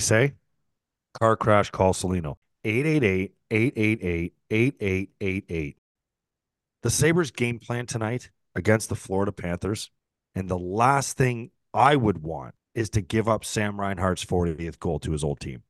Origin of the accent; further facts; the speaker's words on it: St. Catharines, Ontario, Canada; Saint Catharines, my hometown